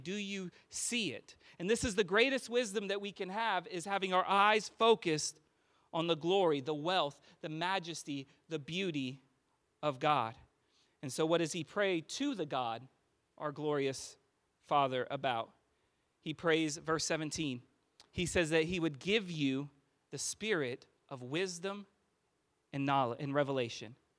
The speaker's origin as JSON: {"language": "English", "region": "California", "country": "United States", "moved": "as an adult", "lives_now": "Austin, United States", "said": "I am from California"}